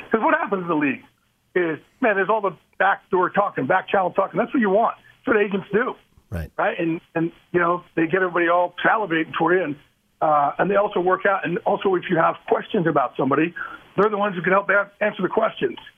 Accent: New York, United States; I'm from New York

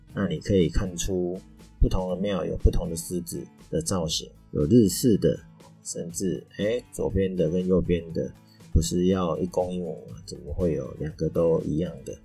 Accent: Taiwan; 我们台湾人

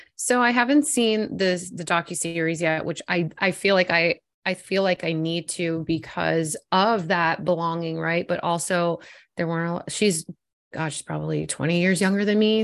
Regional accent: South Florida, United States; I'm born and raised in South Florida

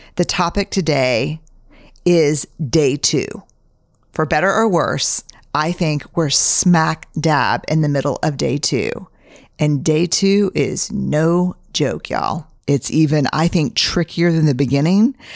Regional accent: Texas, United States; I'm a Texan, fifth generation

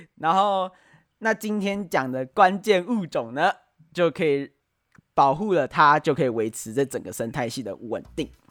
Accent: Taiwan; 我们台湾应该非常有感嘛，前一阵子啊，面临的停水啊，然后又缺电能源问题

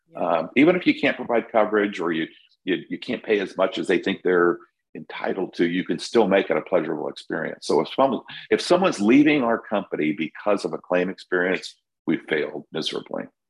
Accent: California, United States; now in Florida, United States; I'm from California

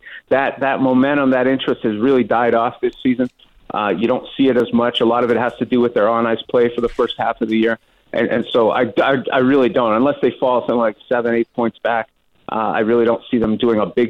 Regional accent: Montreal, Quebec, Canada; now in Seattle, United States; I grew up in Montreal

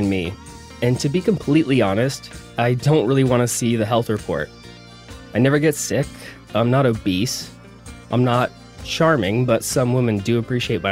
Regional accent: the South, United States; I was born in the South

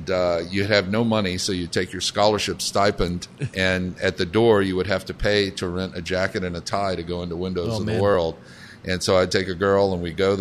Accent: Savannah, Georgia, United States; moved away; I grew up down in Savannah, Georgia, with a mother who'd been raised in New Orleans and a father who was Lebanese.

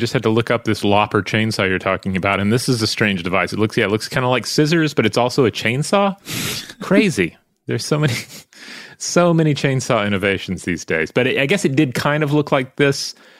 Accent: Tasmania, Australia; I grew up in Tasmania, where logging was a big thing

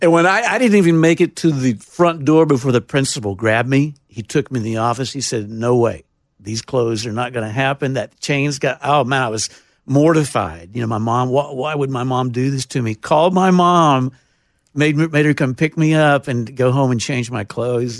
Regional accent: Taylor, Texas, United States; moved away as an adult; now in Nashville, United States; I was born in Taylor, Texas

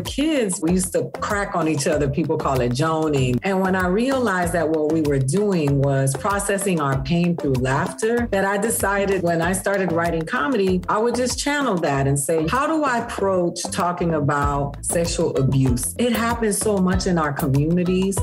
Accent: Miami, Florida, United States; I grew up in the inner city of Miami.

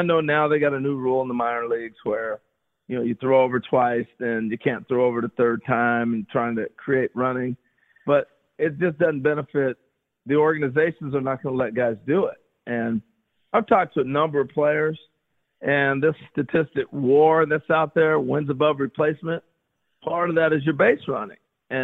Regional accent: Pacific Northwest, United States; that was home for me because I grew up in the Northwest. I grew up about 3 hours away.

